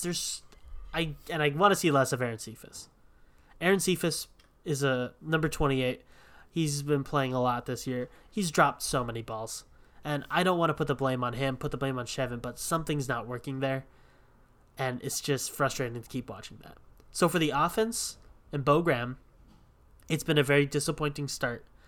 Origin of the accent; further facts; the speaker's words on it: Hawaii, United States; we're both from Hawaii